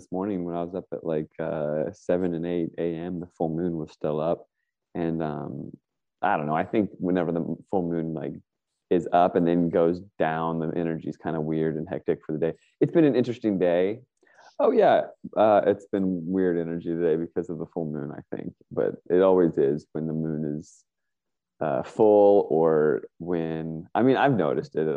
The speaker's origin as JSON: {"language": "English", "region": "Northern Virginia", "country": "United States", "tie": "born or raised there", "moved": "as an adult", "lives_now": "Northern California, United States", "said": "I grew up in Northern Virginia."}